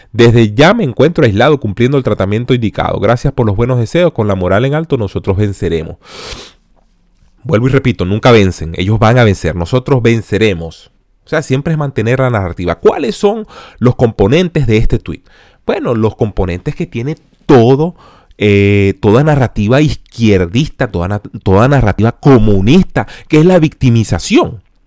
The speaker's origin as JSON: {"language": "Spanish", "country": "Venezuela", "said": "nosotros como venezolanos"}